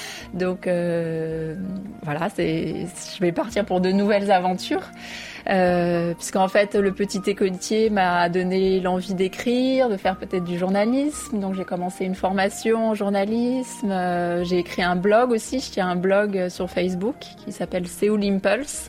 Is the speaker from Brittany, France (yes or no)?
no; Paris, Île-de-France, France; moved away as an adult; now in South Korea; j'ai grandi à Paris dans le 13e arrondissement qui est le quartier chinois